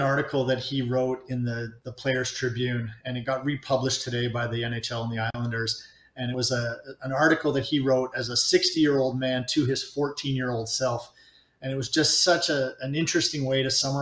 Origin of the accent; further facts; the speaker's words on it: Montreal, Quebec, Canada; I grew up in Montreal